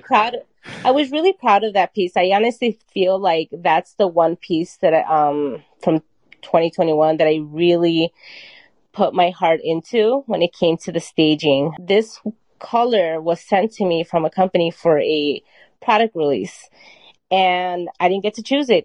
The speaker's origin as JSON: {"language": "English", "town": "Chicago", "region": "Illinois", "country": "United States", "tie": "born or raised there", "also_born_or_lived": "Mexico City, Mexico", "said": "I came here when I was four. So I I feel like this is my home."}